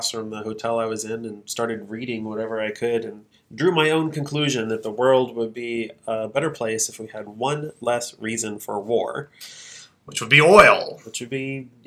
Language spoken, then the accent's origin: English; Missouri, United States; I'm from Missouri. I was born in Boone Hospital, right down the road here.